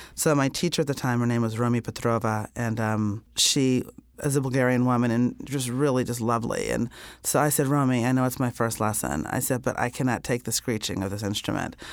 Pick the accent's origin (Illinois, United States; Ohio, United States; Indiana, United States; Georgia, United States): Indiana, United States; I grew up in Indiana